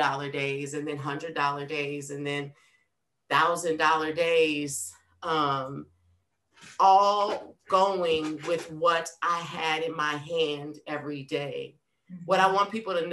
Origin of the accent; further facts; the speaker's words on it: New Orleans, Louisiana, United States; moved away as an adult; now in Nashville, United States; I'm from New Orleans